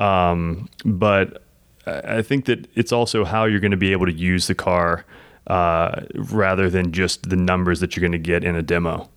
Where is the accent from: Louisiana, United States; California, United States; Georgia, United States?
Louisiana, United States; South; I grew up in South Louisiana